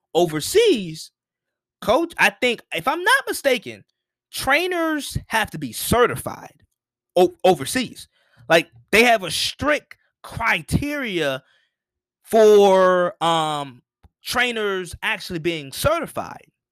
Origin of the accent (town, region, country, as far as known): United States